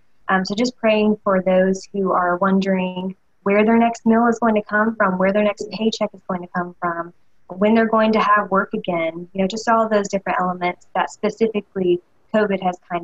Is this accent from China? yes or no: no; the South, United States; being born and raised in the South and being born and raised in the Bible Belt